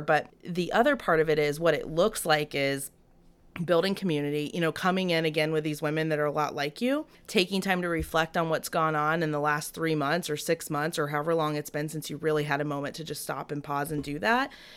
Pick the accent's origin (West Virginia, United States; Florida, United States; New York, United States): Florida, United States; Ocala; moved away; also born or lived in Lake City, Florida; born in Lake City, but raised in the Ocala area